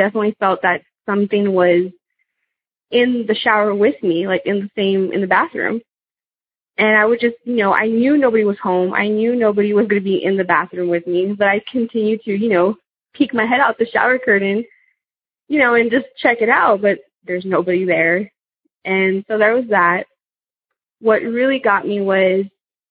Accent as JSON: {"language": "English", "region": "South Texas", "country": "United States", "also_born_or_lived": "California", "said": "I'm from South Texas"}